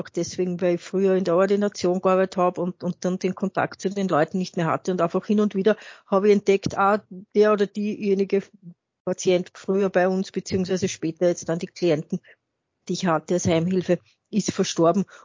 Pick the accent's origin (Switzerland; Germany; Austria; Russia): Austria; Vienna; ich bin halt ein, eine Wienerin, die so typisch morbid ist.